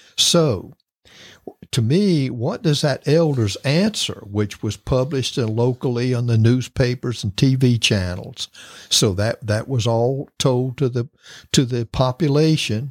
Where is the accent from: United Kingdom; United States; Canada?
United States; Florida; I'm from Florida and I've lived through many hurricanes